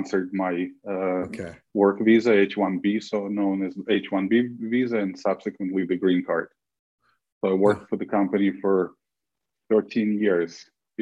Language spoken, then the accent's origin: English; Belarus; moved away as an adult; now in United States; I'm originally hailing from Belarus